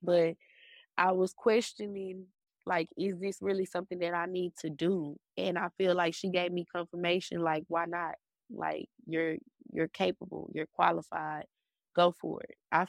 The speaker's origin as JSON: {"language": "English", "town": "Dallas", "region": "Texas", "country": "United States", "said": "I'm from Dallas, Texas."}